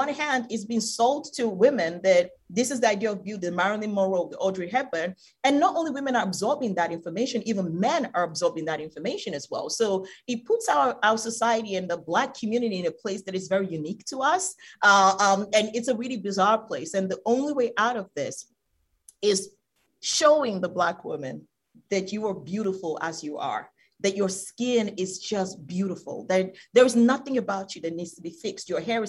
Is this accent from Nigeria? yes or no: yes; Nigeria; I come from Nigeria. Talking about skin bleaching, 7 out of 10 women in Nigeria bleach their skin.